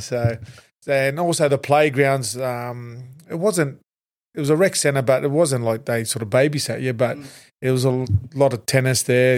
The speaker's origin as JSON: {"language": "English", "country": "Australia", "said": "I'm, I'm, I'm Tongan heritage and also Maltese heritage, but yep. uh, I define myself as an Australian."}